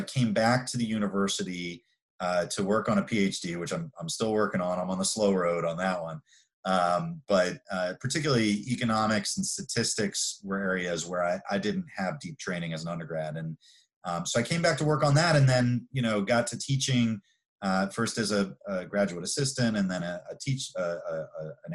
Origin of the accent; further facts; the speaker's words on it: Maryland, United States; I grew up in Maryland.